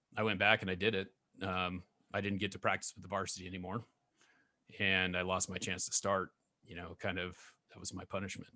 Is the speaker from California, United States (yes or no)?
yes; California, United States; also born or lived in Oregon; now in Idaho, United States; I grew up, I was born in, uh, Solid Edge, California